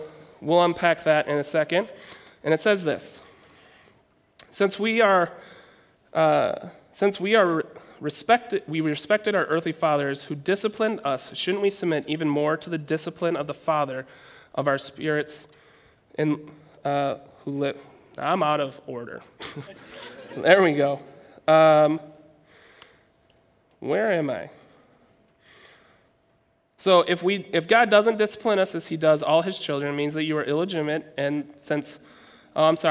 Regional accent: Minnesota, United States; I'm from Minnesota

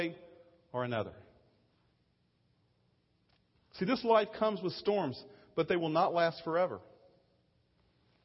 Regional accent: Virginia, United States; moved away; I'm from Virginia, and I use different phrases sometimes

